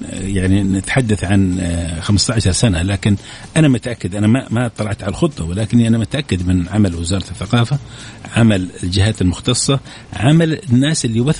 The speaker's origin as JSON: {"language": "Arabic", "country": "Saudi Arabia", "said": "احنا الآن تقريبا 22 23 لكن سنصل كسعوديين في العشر سنوات القادمة تقريبا إلى 30 مليون"}